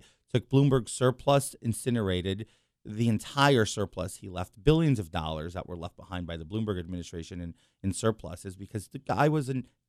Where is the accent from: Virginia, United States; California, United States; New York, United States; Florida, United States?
New York, United States; New York City; also born or lived in Long Island; So born and raised in New York City.